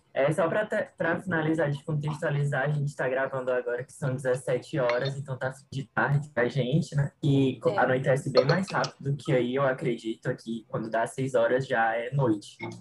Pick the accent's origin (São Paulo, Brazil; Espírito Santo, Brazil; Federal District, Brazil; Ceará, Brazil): Ceará, Brazil; Fortaleza; eu sou de Fortaleza